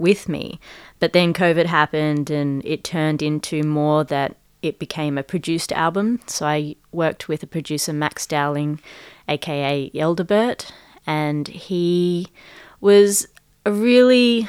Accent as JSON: {"language": "English", "town": "Adelaide", "region": "South Australia", "country": "Australia", "tie": "born or raised there", "first_language": "Punjabi", "second_language": "English", "said": "I grew up in Adelaide"}